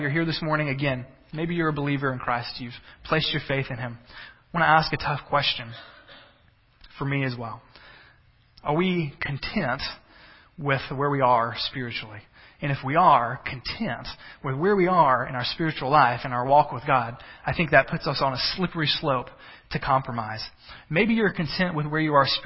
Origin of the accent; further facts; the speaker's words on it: the South, United States; I'm a Southerner